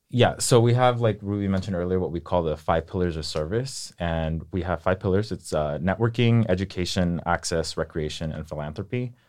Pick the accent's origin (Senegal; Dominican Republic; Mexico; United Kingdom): Mexico; Michoacán; moved away; I'm originally from, uh, Michoacan, Mexico